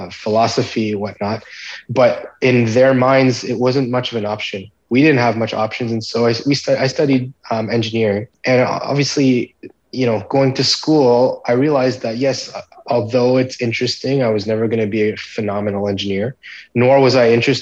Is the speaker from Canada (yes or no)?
yes; Montreal, Quebec, Canada; I was born in Montreal in Canada